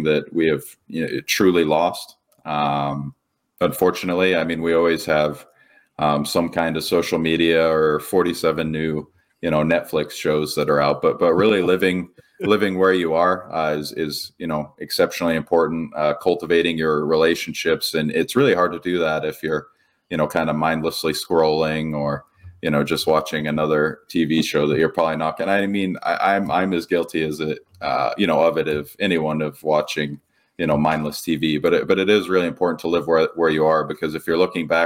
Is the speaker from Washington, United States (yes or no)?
no; Coeur d'Alene, Idaho, United States; I was born in Coeur d'Alene, Idaho.